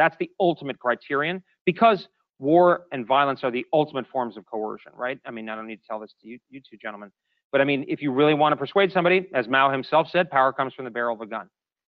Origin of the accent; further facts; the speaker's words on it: Japan; for instance, I grew up in Japan.